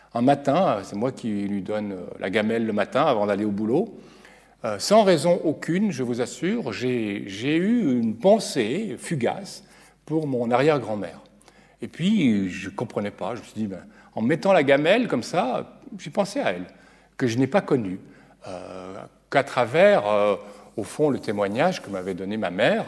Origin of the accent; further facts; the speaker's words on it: Geneva, Switzerland; je viens de Genève